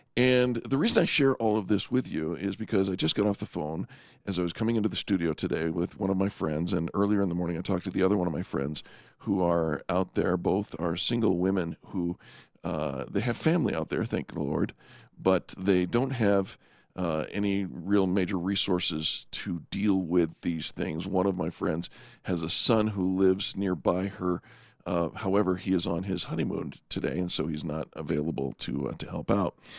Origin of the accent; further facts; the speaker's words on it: California, United States; I grew up in California